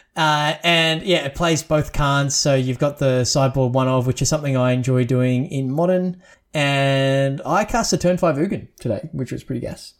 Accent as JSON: {"language": "English", "country": "Australia", "said": "as an Aussie"}